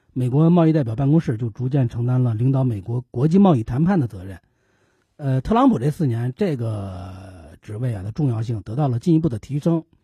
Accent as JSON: {"language": "Chinese", "country": "China", "said": "作为中国人"}